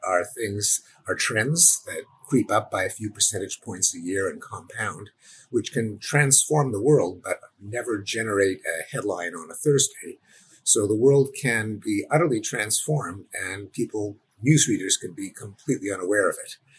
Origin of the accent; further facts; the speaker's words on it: Canada; I'm Canadian